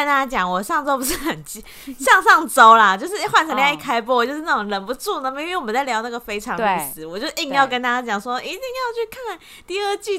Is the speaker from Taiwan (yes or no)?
yes; Taiwan; 比较像我们台湾人